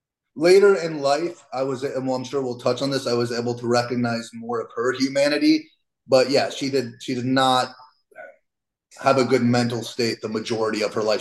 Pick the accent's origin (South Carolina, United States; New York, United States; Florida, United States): Florida, United States; Miami; I was born in South Florida in Miami.